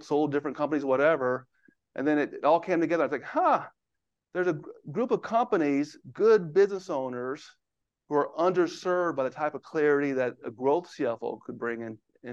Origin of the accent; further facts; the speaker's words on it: Houston, Texas, United States; now in Bethesda, United States; I live in Bethesda, Maryland now, but I grew up in Houston. So if you hear an accent, if I say y'all, that's where it's coming from.